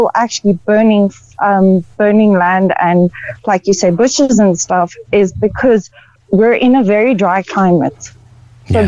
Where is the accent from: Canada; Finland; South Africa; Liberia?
South Africa; also born or lived in Ireland; I'm originally from South Africa, but my home is in Ireland